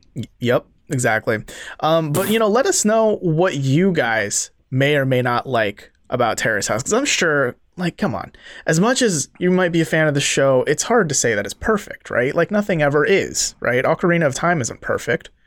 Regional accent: Seoul, South Korea; moved away; I didn't learn how to drive till I was twenty-one because I grew up in Seoul.

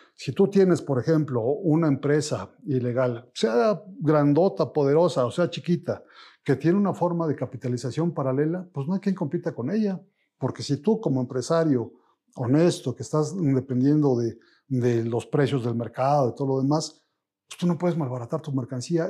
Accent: Mexico; vernos en un espejo como mexicanos

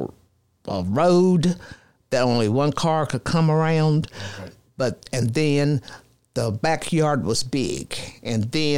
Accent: Chilhowie, Virginia, United States; I was raised in Smith County, okay. Virginia, a town called Chilhowee, Virginia.

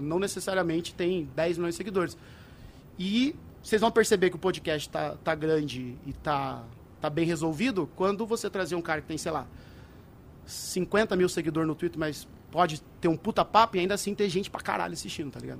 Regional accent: Brazil; moved away as an adult; nasci, criado lá em Saltaré

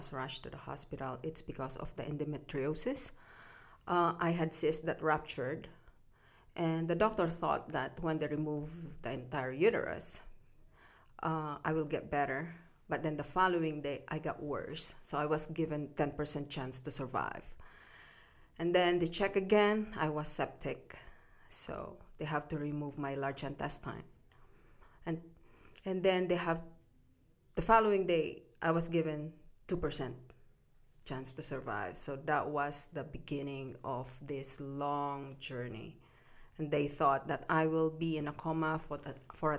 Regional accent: Philippines; moved away as an adult; now in Calgary, Canada; I was born and raised in the Philippines

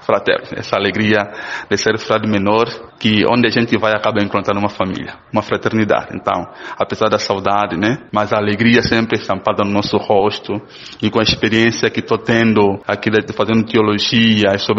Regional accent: Angola; moved away as an adult; now in Brazil; com nós, com angolanos

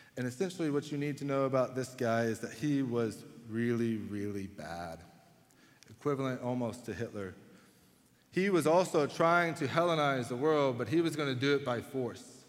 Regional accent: Waxahachie, Texas, United States; now in Houston, United States; I'm originally from Waxahachie, Texas.

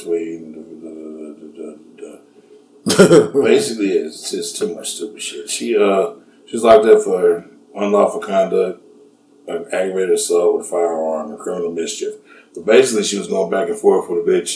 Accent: Oakland, California, United States; moved away; also born or lived in Munich, Germany; I'm from Oakland, so I go to Oakland all the time

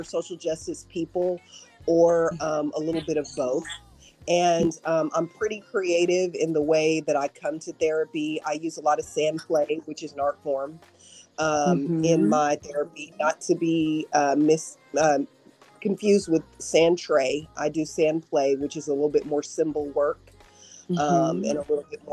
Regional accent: New York, United States; also born or lived in Texas / Dallas; now in Nashville, United States; I'm originally from New York. And then I lived in Texas for a really long time

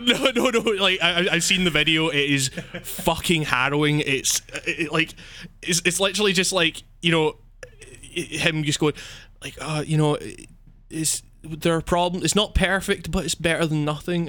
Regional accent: Scotland, United Kingdom; I'm from Scotland

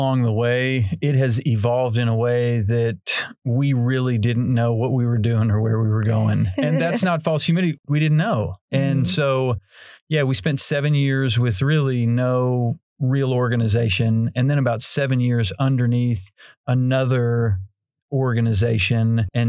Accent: Arkansas, United States; I grew up here in Northwest Arkansas. I was born and raised here.

